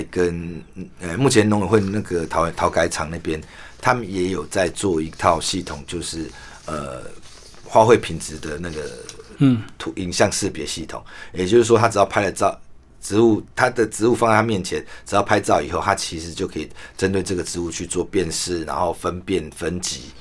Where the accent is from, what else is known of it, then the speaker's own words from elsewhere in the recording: Taiwan; 我们台湾话，我们行业里面在台湾话有讲究，回金回头啦。